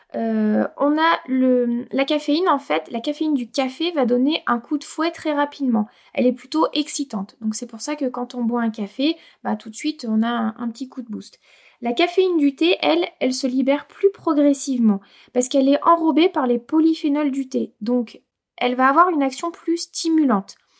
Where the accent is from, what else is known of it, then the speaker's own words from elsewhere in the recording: Auvergne-Rhône-Alpes, France; chez nous en Auvergne